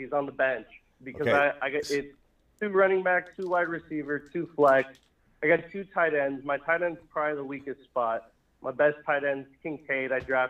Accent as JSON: {"language": "English", "region": "California", "country": "United States", "tie": "born there", "said": "I was born in California."}